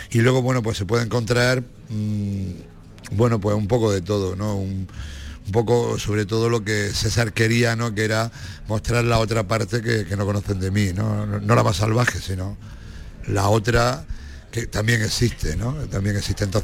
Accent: Granada, Andalusia, Spain; yo soy tan granadino que cuando voy a Jaén me echo el pasaporte

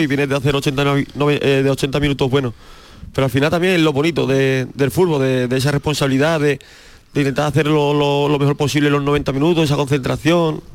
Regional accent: Aracena, Andalusia, Spain; Yo soy de un pueblo de, de Arcena y al final hemos mamado el recreativo de Huelva

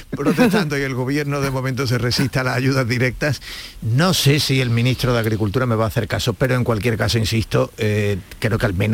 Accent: Málaga, Andalusia, Spain

